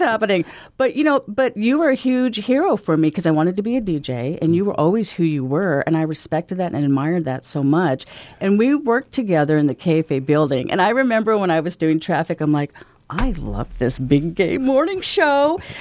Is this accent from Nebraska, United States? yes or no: yes; Omaha, Nebraska, United States; I'm from Omaha.